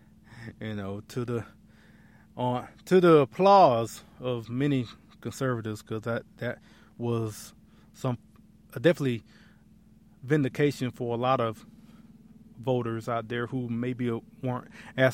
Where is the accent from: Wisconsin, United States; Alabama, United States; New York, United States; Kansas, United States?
Alabama, United States; Lafayette; moved away; I was born and raised in Lafayette, Alabama